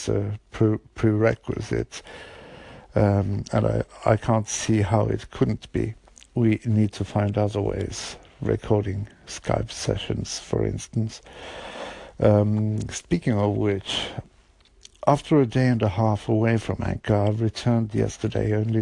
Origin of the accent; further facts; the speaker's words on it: Bergen, Vestland, Norway; English is a second language; my hometown, Bergen